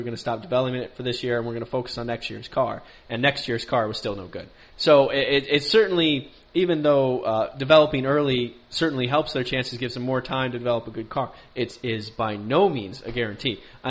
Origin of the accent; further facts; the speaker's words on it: United States; Not all Americans think that. Don't give us a bad name.